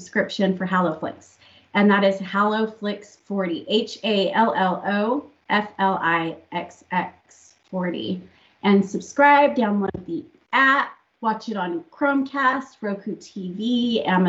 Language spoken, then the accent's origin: English; England, United Kingdom; I am English